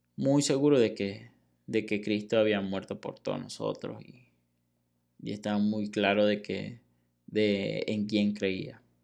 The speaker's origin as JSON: {"language": "Spanish", "country": "Venezuela", "moved": "as an adult", "lives_now": "Mexico", "said": "desde el día en que salí de Venezuela"}